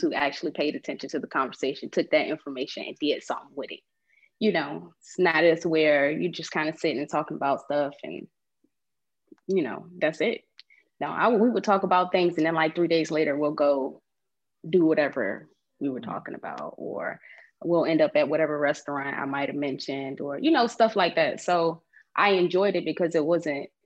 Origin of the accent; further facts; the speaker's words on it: Portsmouth, Virginia, United States; also born or lived in Atlanta, Georgia; Virginia, Portsmouth, Virginia